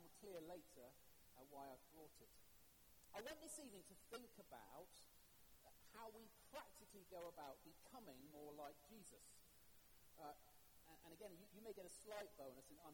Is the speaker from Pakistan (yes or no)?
no; England, United Kingdom; being English